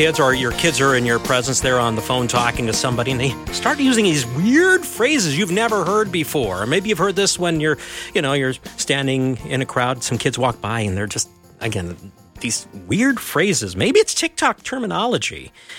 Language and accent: English; Minnesota, United States; I'm a Minnesotan. We don't say it that way. It's boat.